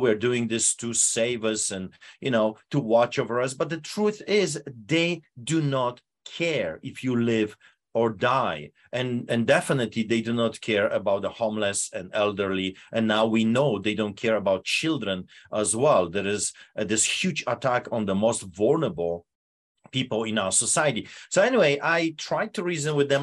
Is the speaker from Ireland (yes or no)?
no; Poland; English is a second language; now in Canada; behind the Iron Curtain, uh, Poland